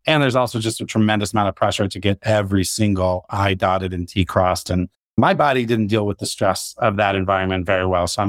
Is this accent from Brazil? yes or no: no; Arizona, United States; now in Colorado, United States; co-founder, CEO of TermScout. My background is I grew up in Arizona, love the outdoors, live in Colorado now